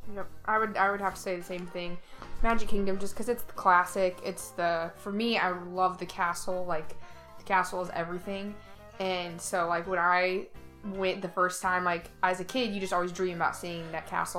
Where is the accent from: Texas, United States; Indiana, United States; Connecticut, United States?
Indiana, United States; also born or lived in Ohio; now in Florida, United States; I'm originally from the Midwest, so I did not grow up here. We live in Florida now, but i am from Indiana